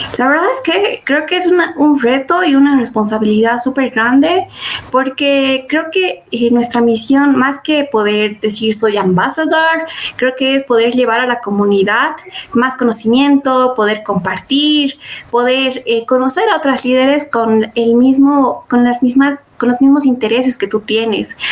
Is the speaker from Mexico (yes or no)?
no; Bolivia; first language Spanish; soy líder del GDSI en la Universidad Católica Uriana San Pablo, en Bolivia